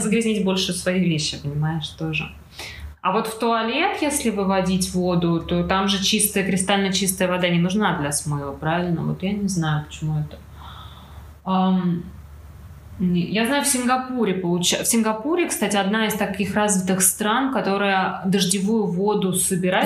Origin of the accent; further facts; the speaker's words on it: Moscow, Russia; Москва у нас большой город, откуда я родом